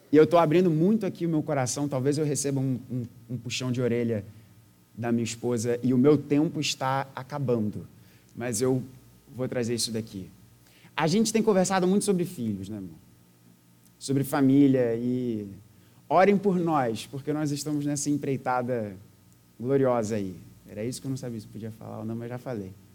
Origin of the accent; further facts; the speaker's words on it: Rio de Janeiro, Brazil; Eu sou nascido e criado no Rio de Janeiro